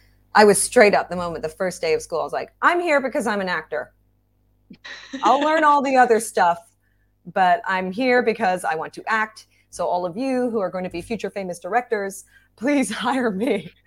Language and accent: English; Hong Kong; also born or lived in Singapore; now in Bangkok, Thailand; I have a Thai mom. I had a Welsh dad. I was born in Singapore, grew up in Hong Kong and Bangkok. And I'm currently living in Bangkok working as a freelance actor, voice actor.